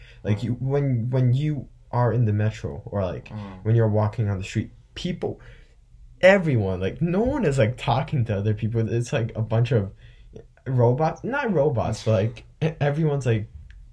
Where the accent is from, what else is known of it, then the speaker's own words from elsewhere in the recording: China; now in United States; I'm from China. I've spent a lot most of my life there, and I've lived here.